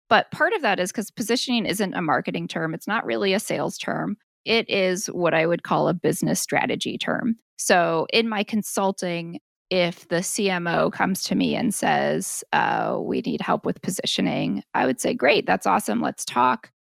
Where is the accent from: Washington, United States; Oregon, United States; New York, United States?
Oregon, United States; Portland; moved away as an adult; I moved back to my hometown, which is Portland, Oregon